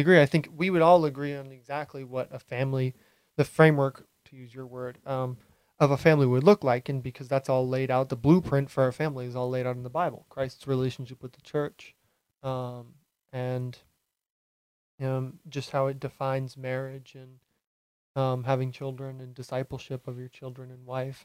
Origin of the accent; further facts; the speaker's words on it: Hyannis, Massachusetts, United States; moved away as an adult; now in Rhode Island, United States; I grew up on Cape my whole life. I lived in um, Hyannis until I was 18, and then I moved um, to Rhode Island about a year and a half ago